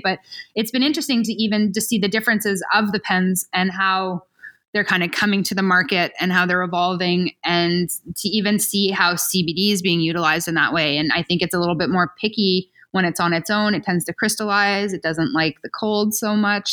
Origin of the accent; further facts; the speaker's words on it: Ontario, Canada; moved away; also born or lived in Switzerland; I'm from Ontario